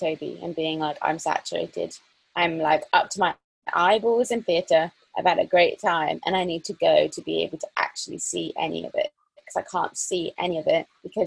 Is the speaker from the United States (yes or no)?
no; near Glastonbury, South West England, United Kingdom; first language English; I grew up near Glastonbury Festival